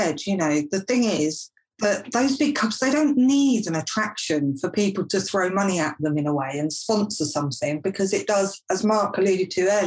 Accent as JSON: {"language": "English", "region": "London", "country": "United Kingdom", "tie": "born or raised there", "also_born_or_lived": "Basingstoke", "moved": "yes", "said": "I was born in Greenwich, so we used to walk down from where we lived down to the valley."}